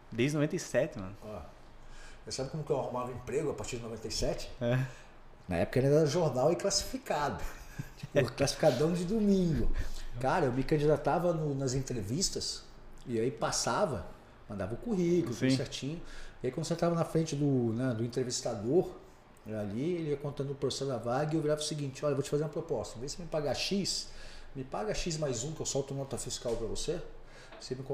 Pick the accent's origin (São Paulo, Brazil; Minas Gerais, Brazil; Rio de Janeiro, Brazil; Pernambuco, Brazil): São Paulo, Brazil; Eu não sou conhecido. Né? Eu não sou daqui, eu vim de São Paulo e tal.